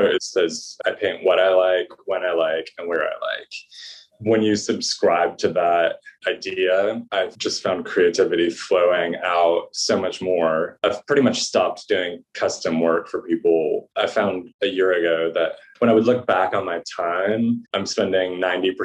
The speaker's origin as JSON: {"language": "English", "region": "the South", "country": "United States", "tie": "born or raised there", "also_born_or_lived": "Saginaw, Michigan, United States", "moved": "yes", "lives_now": "New England, United States", "said": "the hard part about growing up in the South is you learn to constantly be pleasing people. And now that I'm in New England"}